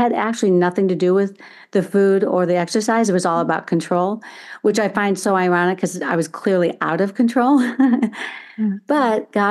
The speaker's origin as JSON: {"language": "English", "town": "Chicago", "region": "Illinois", "country": "United States", "tie": "born there", "also_born_or_lived": "Indiana", "said": "So I was born in Chicago, Illinois, actually. My parents, um, and I have four brothers, and um, with my dad's job, we would move every few years to a different state. And then ultimately, as I was entering high school, we moved to um, Indiana, where I'm now located again."}